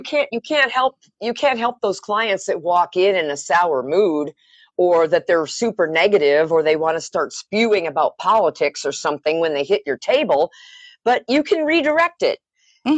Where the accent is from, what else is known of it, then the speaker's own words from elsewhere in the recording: Wisconsin, United States; moved away; also born or lived in Colorado / Denver / Arizona; growing up in Wisconsin